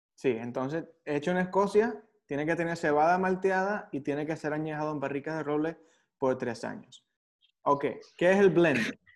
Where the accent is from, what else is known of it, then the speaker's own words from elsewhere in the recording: San Juan de los Morros, Guárico, Venezuela; yo nací en San Juan de los Morros